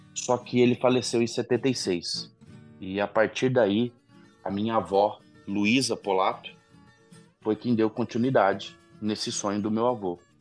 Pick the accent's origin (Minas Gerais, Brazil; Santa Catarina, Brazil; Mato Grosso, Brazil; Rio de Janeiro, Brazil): Mato Grosso, Brazil; Eu e meus dois irmãos já nascemos no Mato Grosso